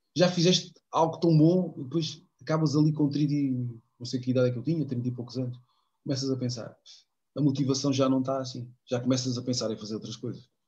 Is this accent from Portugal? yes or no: yes; Elvas, Alentejo, Portugal; moved away; ter o meu clube da minha terra, que é o meu clube de sempre também, juntamente com o Benfica, o Elvas